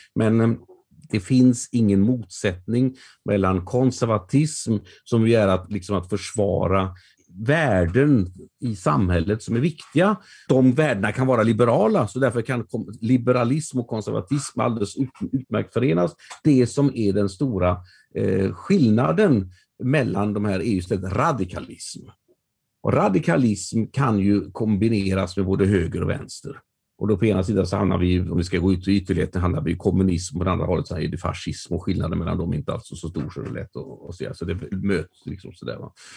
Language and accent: Swedish; Västergötland, Västra Götaland, Sweden; mig som västgöte